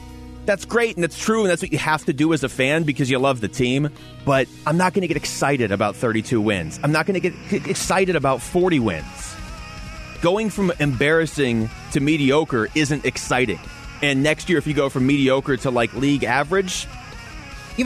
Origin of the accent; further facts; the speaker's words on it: Seattle, Washington, United States; I grew up in Seattle.